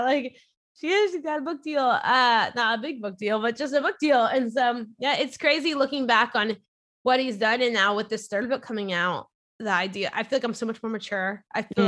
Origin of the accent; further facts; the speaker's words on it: near New Orleans, Louisiana, United States; now in Orlando, United States; grew up near New Orleans, Louisiana, and my parents always took me to church.